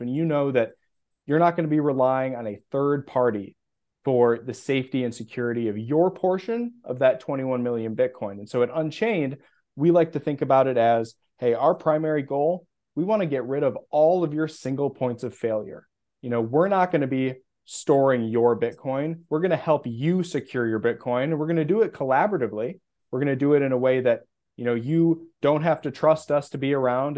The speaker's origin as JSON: {"language": "English", "region": "Midwest", "country": "United States", "also_born_or_lived": "Minneapolis, Minnesota", "moved": "as an adult", "lives_now": "Austin, United States", "said": "I'm not from Austin, Texas, although that's where I live currently. I'm from the Midwest"}